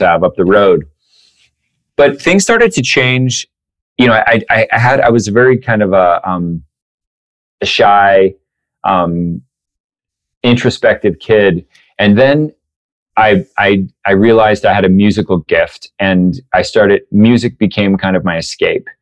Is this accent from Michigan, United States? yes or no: no; Newport, Washington, United States; also born or lived in Spokane, Washington / Oldtown, Idaho; I was born in Spokane, Washington, and then uh, grew up in this little town called Newport, Washington, Old Town, Idaho